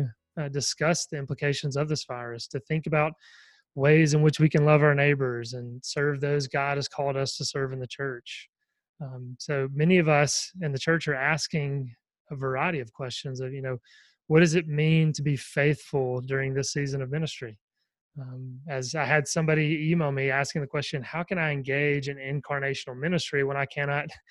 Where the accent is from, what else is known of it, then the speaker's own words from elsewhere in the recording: the Bible Belt, the South, United States; I'm from the Bible Belt and everyone goes to church down here